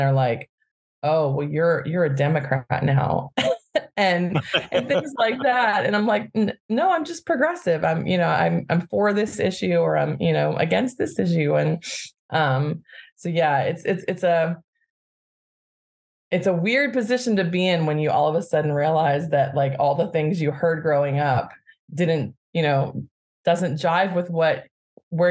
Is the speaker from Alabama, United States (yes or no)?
yes; Birmingham, Alabama, United States; now in Bay Area, United States; I grew up in Birmingham, Alabama